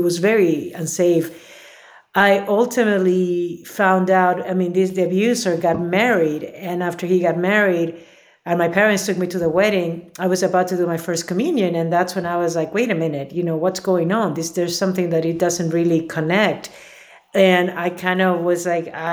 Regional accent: Lima, Peru; moved away; I was born and raised in Lima, Peru.

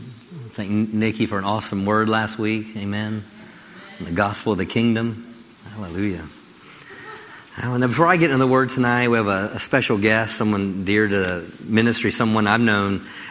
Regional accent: Maryland, United States; now in Crowley, United States; I came from Maryland to the big town of Crowley, I should say.

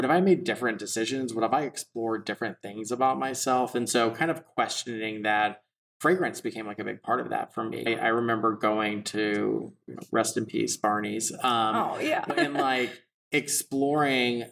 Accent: Texas, United States; growing up in Texas

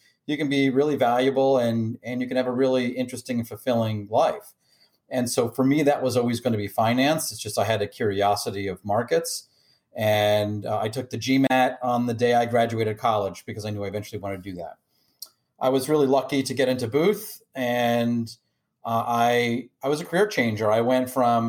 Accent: D.C., Maryland suburbs of Washington, United States; moved away; also born or lived in Michigan; I grew up outside of Washington, D.C. in the Maryland suburbs.

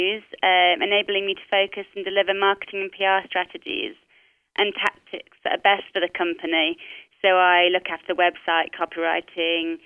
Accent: Nottinghamshire, East Midlands, United Kingdom; I grew up in a place called Nottinghamshire, which is in the middle of the United Kingdom

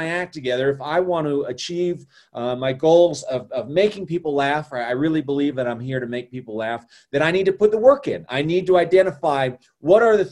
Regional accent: Colorado, United States; also born or lived in Chicago; I'm born and raised in Colorado, and I've been here almost my entire life

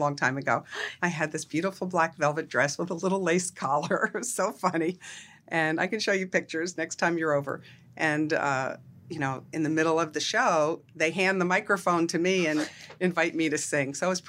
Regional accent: Pennsylvania, United States; I grew up outside of Philadelphia.

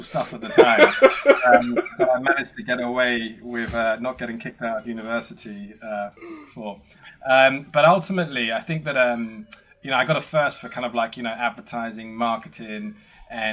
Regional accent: Essex, East of England, United Kingdom; I grew up in Essex

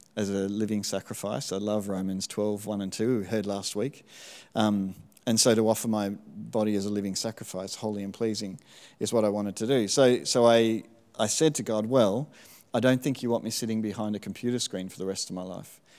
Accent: Melbourne, Victoria, Australia; moved away; also born or lived in Smithton, Tasmania; I spent all of my primary school over in Melbourne

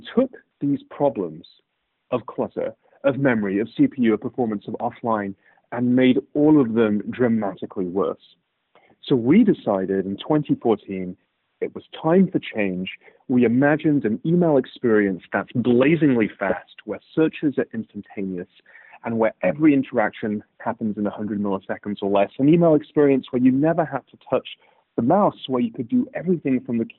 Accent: United Kingdom; also born or lived in Cambridge / Birmingham / Manchester / Aberdeen; So I grew up, if you couldn't tell already from my accent, in the United Kingdom.

